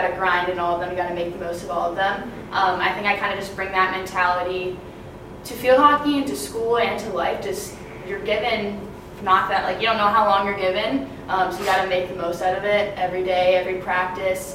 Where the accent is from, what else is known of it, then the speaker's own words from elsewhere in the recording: Cary, North Carolina, United States; I'm from Cary, North Carolina